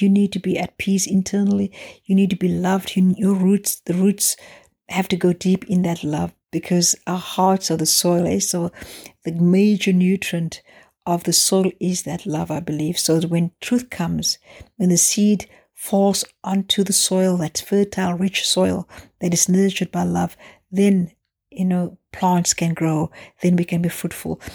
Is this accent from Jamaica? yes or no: no; South Africa; growing up in South Africa